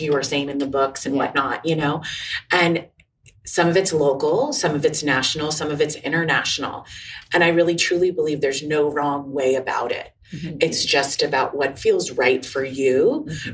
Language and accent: English; Los Angeles, California, United States; I'm from Los Angeles, California.